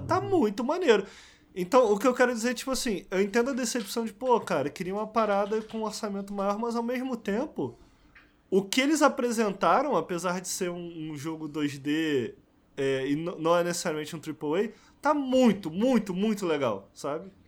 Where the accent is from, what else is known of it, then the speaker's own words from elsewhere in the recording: Rio de Janeiro, Brazil; moved away; tenho saudade da minha terrinha